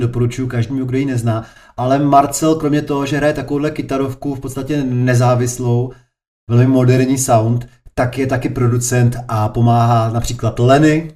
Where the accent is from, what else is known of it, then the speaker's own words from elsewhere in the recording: Prostějov, Olomouc Region, Czechia; já jsem z Prostějova, nedalekýho